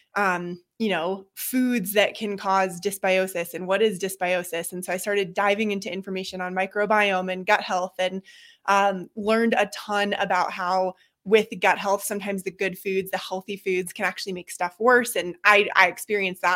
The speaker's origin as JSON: {"language": "English", "town": "Boulder", "region": "Colorado", "country": "United States", "tie": "born or raised there", "also_born_or_lived": "Seattle", "said": "I grew up in Boulder, kind of right at the edge of open space"}